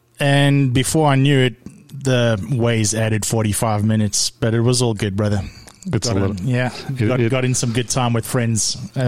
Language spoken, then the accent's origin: English; East London, Eastern Cape, South Africa; moved away; Yeah, a little coastal city called East London, on the East Coast.